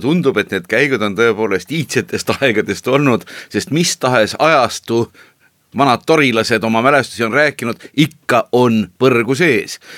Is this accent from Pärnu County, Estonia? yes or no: yes; Tori, Pärnu County, Estonia; lapsepõlve jõmpsikaajad olid tõepoolest Toris